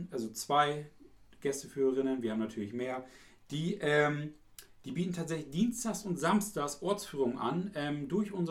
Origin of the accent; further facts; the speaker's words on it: East Frisia, Lower Saxony, Germany; Ich bin aus Friese